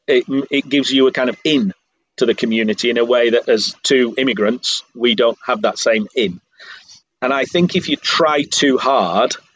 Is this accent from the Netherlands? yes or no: no; Yorkshire and the Humber, United Kingdom; moved away as an adult; now in Štrigova, Croatia; I come from a culture where I just believe that I'm lucky enough to have been born in Yorkshire